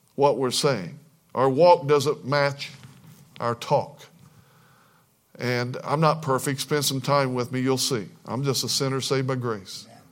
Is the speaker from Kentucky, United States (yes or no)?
yes; Kentucky, United States; I was born in Kentucky